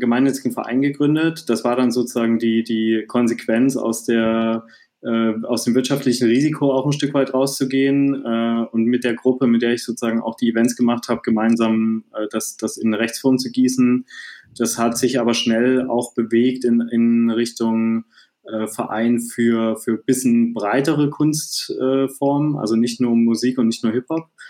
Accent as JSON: {"language": "German", "town": "Dresden", "region": "Saxony", "country": "Germany", "tie": "born or raised there", "said": "ich bin gebürtiger Dresdner, habe auch in ja. Dresden äh, dann zu der Zeit gelebt"}